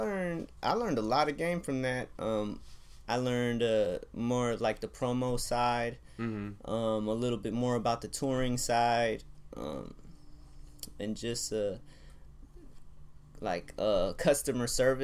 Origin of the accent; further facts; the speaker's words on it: West Coast, United States; So, but then also growing up in the West Coast, you know, you grow up listening to some funk or to ….